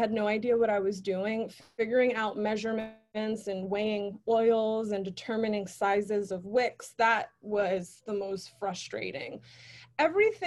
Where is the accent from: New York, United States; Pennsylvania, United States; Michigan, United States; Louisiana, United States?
New York, United States; New York City; I lived all over the Bronx, but that area is where I was raised